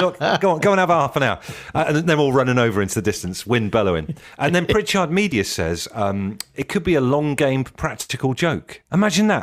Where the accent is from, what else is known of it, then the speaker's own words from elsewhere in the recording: Ellesmere Port, North West England, United Kingdom; I was born in Ellesmere Port, uh, so I hail from the north